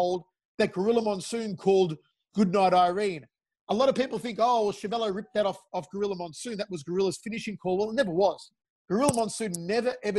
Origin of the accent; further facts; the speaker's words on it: Australia; I'm an Australian-Italian